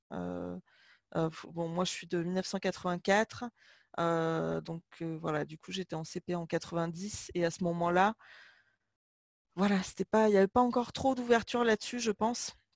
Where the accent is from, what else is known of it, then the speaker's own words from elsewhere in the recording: Limoges, Nouvelle-Aquitaine, France; j'ai grandi à Limoges